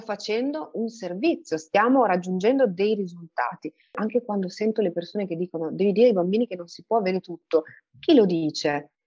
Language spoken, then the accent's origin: Italian; England, United Kingdom; moved away; io sono cresciuta in Inghilterra